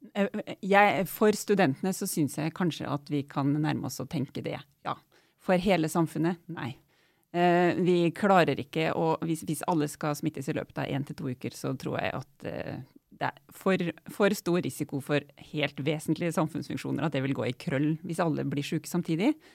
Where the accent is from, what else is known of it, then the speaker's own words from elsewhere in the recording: Otta, Innlandet, Norway; Jeg er jo vokst opp på Otta i Gudbrandsdalen